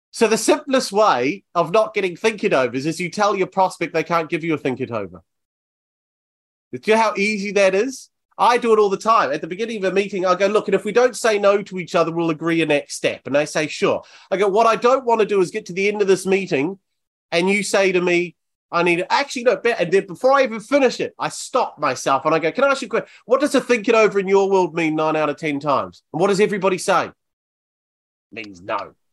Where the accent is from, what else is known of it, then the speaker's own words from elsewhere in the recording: Bournemouth, South West England, United Kingdom; I always say my city. I say Bournemouth.